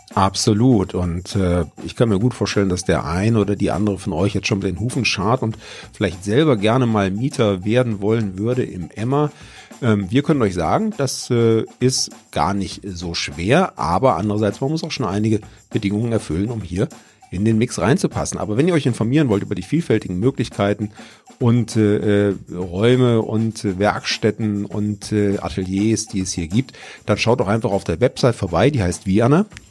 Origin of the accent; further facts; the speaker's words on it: Pforzheim, Baden-Württemberg, Germany; bei uns in Pforzheim